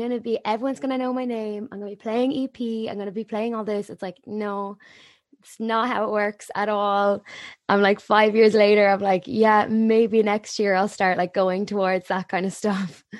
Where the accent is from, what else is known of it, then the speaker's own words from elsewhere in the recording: Waterford, Munster, Ireland; moved away as an adult; also born or lived in Cork; I'm from Waterford